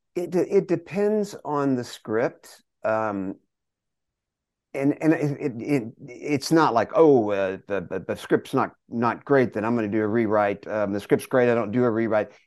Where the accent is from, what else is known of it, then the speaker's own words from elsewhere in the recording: Longview, Texas, United States; we grew up in Longview, Texas, in East Texas.